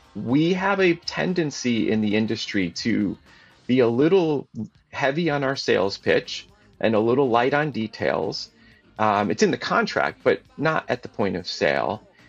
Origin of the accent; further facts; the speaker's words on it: Connecticut, United States; growing up in Connecticut, I had exposure to insurance professionals, insurance people